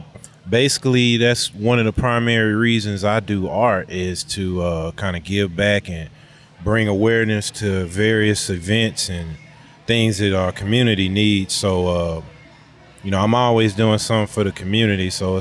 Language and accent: English; Houston, Texas, United States; I'm from the Houston